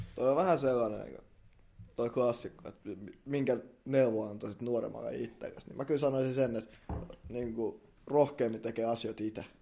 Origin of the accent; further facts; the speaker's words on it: Helsinki, Uusimaa, Finland; me ollaan ihan stadilaisia